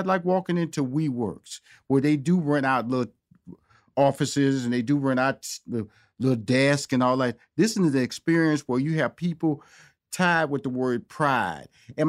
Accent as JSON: {"language": "English", "town": "Houston", "region": "Texas", "country": "United States", "tie": "born or raised there", "also_born_or_lived": "Chicago / New York / Los Angeles", "said": "I'm born and raised in Houston, Texas. Okay, lived in Chicago for 5 years, New York for 4 years, so L.A. for 15 years."}